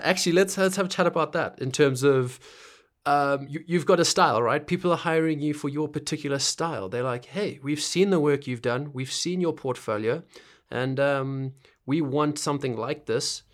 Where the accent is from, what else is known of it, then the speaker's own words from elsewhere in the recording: Zimbabwe; moved away; I'm from Zimbabwe.